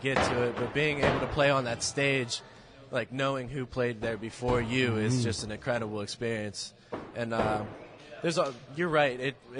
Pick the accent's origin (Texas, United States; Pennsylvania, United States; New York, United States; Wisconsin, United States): Pennsylvania, United States; Beaver County; Yeah, we're all from Beaver